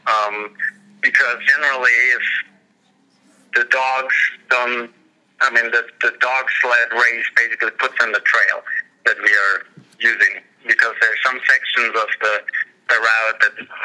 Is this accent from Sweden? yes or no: no; Germany; also born or lived in Switzerland / San Francisco Bay Area, United States; now in Colorado, United States; before that, I, I lived in the uh, San Francisco Bay Area for about 18 years, and before that, I grew up in Germany uh, and I was born in Switzerland, actually, and my parents are Swiss.